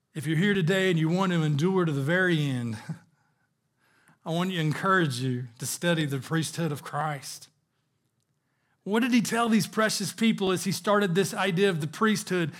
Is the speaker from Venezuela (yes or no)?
no; the South, United States; I grew up in the South